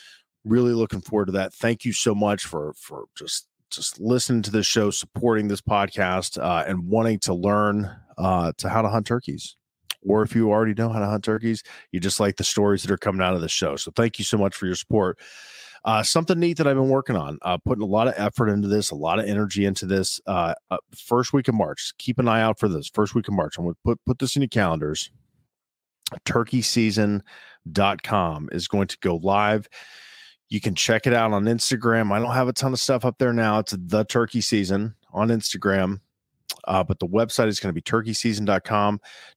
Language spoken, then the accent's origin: English; Ohio, United States; That's when I'm going to be hunting turkeys in my home state of Ohio.